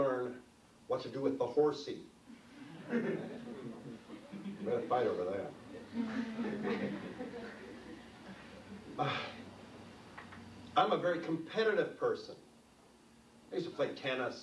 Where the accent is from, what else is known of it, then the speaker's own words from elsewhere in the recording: New York City, New York, United States; I was born and raised in New York City